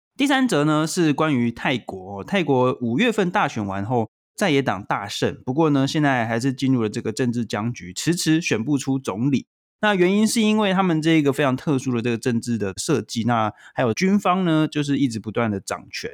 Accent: Taiwan; 身为台湾人

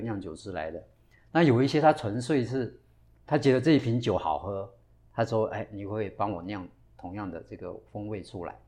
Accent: Taiwan; 我们台湾人喜欢喝威士忌

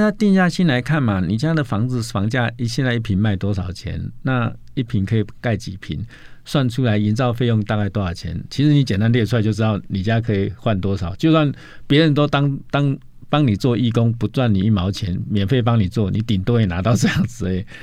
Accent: Taiwan; 我们台湾人

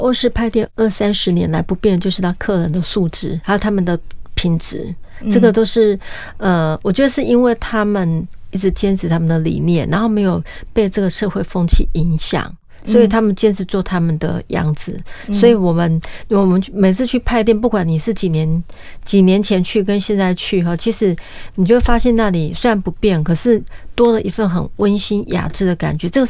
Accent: Kaohsiung, Taiwan; 我们高雄人的话就是轻旅行，就是一天或半天就可以搞定了，

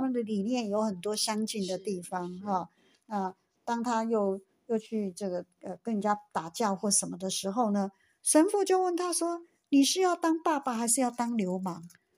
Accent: Taiwan; 我们台湾花莲

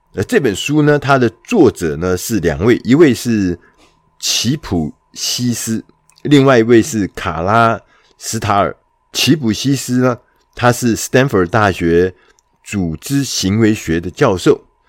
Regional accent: Taiwan; 我们台湾人最熟悉的

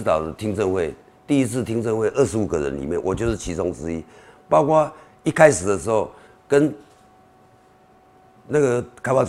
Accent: Beitou, Taipei, Taiwan; also born or lived in Shilin; 我是在周美里长大，以前周美是周美里是士林，现后来把它划到北投，因为做红化炉，把它划到划到北投。

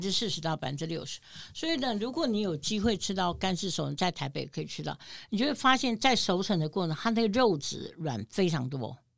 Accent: New York, United States; 我们纽约人

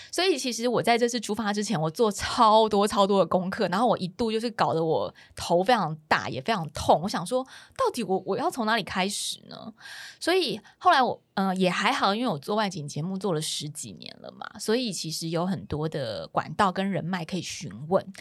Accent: Taiwan; 身为台湾人

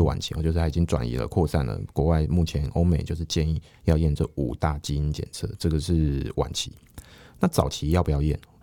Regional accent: Taiwan; 我们台湾人

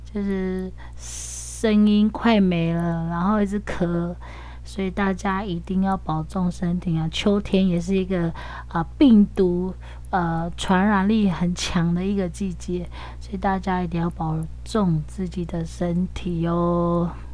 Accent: Dawu village, Taitung County, Taiwan; 我来自台东大鸟部落

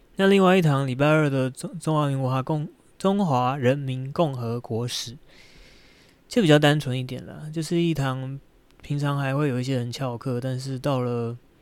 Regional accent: Shenkeng, New Taipei, Taiwan; moved away as an adult; also born or lived in Keelung; 我幼稚园到，到大学毕业在深坑住了二十年这样

